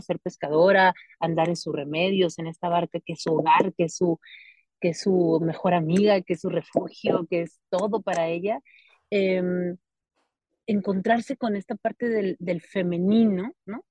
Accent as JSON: {"language": "Spanish", "town": "Álamo", "region": "Sonora", "country": "Mexico", "tie": "born or raised there", "said": "Yo soy de Sonora, soy de un pueblo que se llama Álamo, Sonora"}